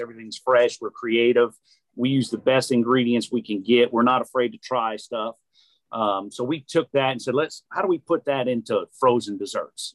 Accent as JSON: {"language": "English", "town": "New Orleans", "region": "Louisiana", "country": "United States", "tie": "born or raised there", "moved": "yes", "lives_now": "Chattanooga, United States", "said": "I'm from New Orleans"}